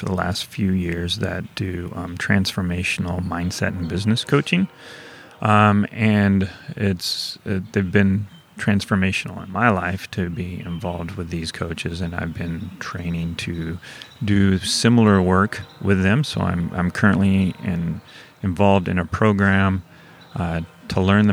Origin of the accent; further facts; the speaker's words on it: Springfield, Missouri, United States; moved away as an adult; also born or lived in St. Louis, Missouri; now in St. Louis area, United States; I grew up in Springfield, Missouri, okay. So I'm still a Missouri boy